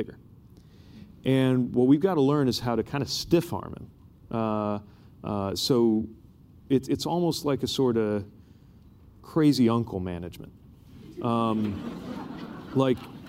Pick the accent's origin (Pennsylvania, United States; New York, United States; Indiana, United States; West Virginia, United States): Indiana, United States; I'm from Indiana.